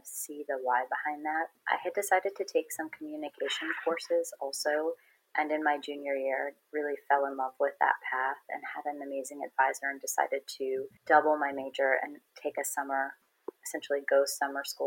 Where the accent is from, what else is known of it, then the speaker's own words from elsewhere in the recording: Cleveland, Ohio, United States; moved away as an adult; also born or lived in Boston; now in Seattle, United States; I'm originally from Cleveland, Ohio. I left pretty quickly after graduating high school